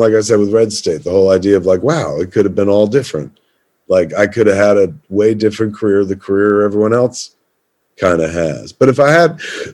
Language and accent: English; Highlands, New Jersey, United States; in Highlands, my hometown